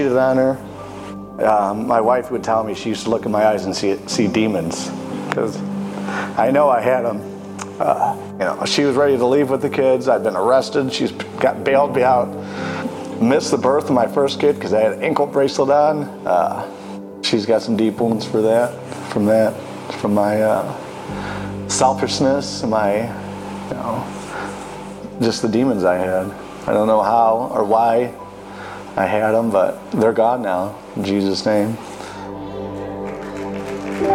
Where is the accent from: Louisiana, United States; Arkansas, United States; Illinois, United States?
Illinois, United States; Chicago Heights; I grew up in Chicago Heights